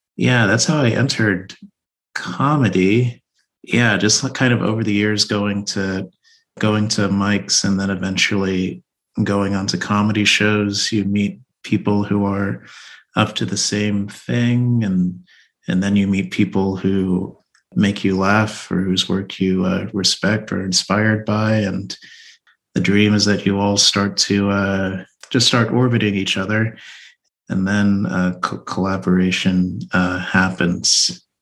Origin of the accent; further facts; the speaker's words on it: Texas, United States; moved away as an adult; also born or lived in New York; I grew up in Texas, child of immigrants from Nigeria